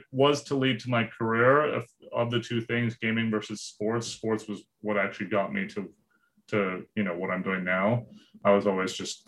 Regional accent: Kentfield, California, United States; also born or lived in Florida / London; I've lived in the Bay since I was 6 years old

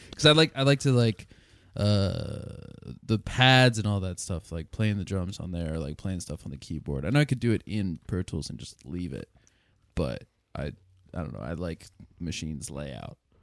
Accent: Lancaster, Pennsylvania, United States; I was born in Lancaster, and Lancaster's got its pros and cons

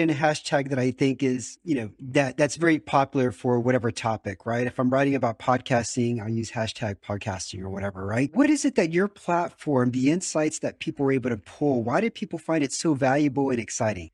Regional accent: United States; now in Romania; I'm also an American expat living in Romania.

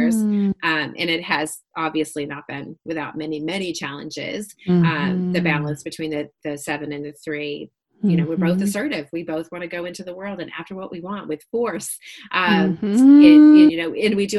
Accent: Massachusetts, United States; now in Franklin, United States; I grew up in Massachusetts

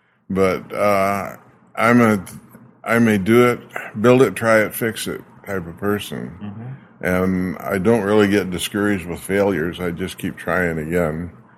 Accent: Arizona, United States; moved away as an adult; also born or lived in British Columbia, Canada; now in Saskatoon, Canada; Yeah, I was born in Arizona.

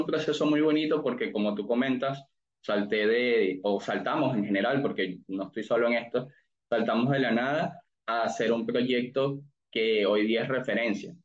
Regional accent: Venezuela; moved away as an adult; now in United States; yo soy de Venezuela, tengo ya seis años en Estados Unidos

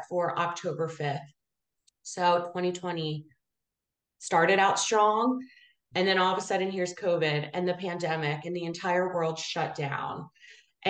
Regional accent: Abington, Pennsylvania, United States; born and raised in Abington

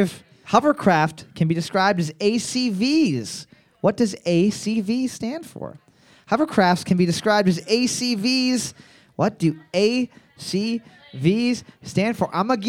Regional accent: Canada

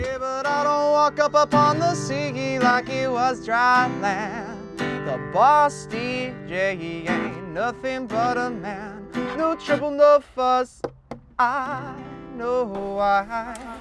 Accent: Logan, Utah, United States; moved away as an adult; also born or lived in Long Beach, California; growing up in Logan, Utah

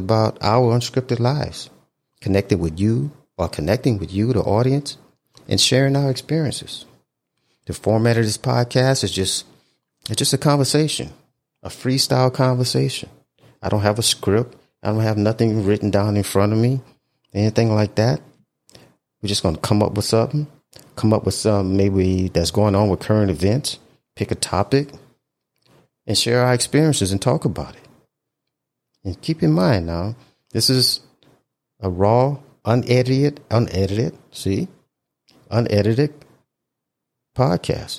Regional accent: Houma, Louisiana, United States; moved away as an adult; my hometown

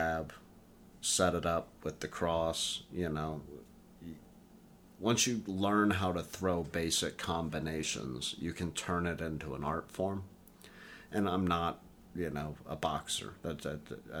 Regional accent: Tennessee, United States; growing up in Tennessee.

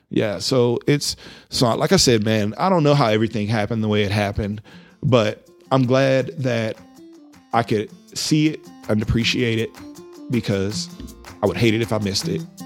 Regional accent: Louisiana, United States; now in Amarillo, United States; I'm from Louisiana

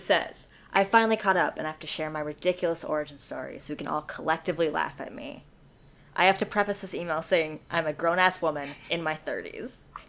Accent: New Zealand; So, I'm from New Zealand, and last year we had a pretty extreme strict lockdown going on for 6 weeks or so.

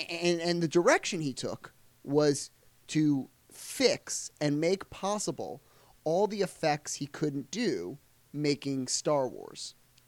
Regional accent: United Kingdom; I could especially see, coming from being British

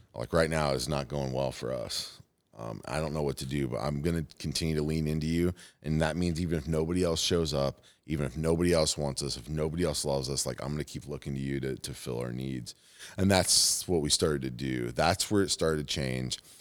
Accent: Fort Wayne, Indiana, United States; moved away; Fort Wayne's my hometown.

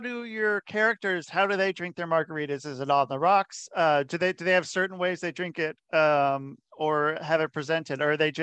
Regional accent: Oregon, United States; moved away; also born or lived in Cincinnati, Ohio / Utah; I grew up in Oregon.

